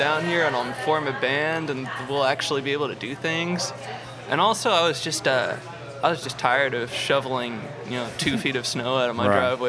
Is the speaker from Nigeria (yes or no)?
no; Little Falls, New Jersey, United States; moved away as an adult; now in New Orleans, United States; I'm originally from New Jersey.